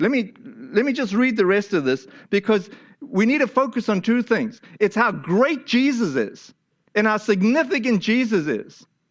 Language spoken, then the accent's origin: English; South Africa; moved away; my home country, to South Africa